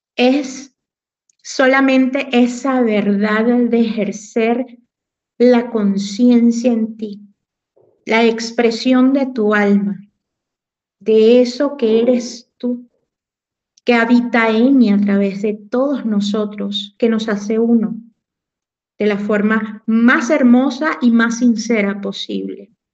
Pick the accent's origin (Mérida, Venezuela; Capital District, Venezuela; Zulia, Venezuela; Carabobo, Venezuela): Carabobo, Venezuela; Morón; moved away as an adult; also born or lived in Puerto Cabello, Venezuela; now in Xalapa, Mexico; soy una mujer venezolana, nacida en Puerto Cabello, criada en Morón, Estado Caraboba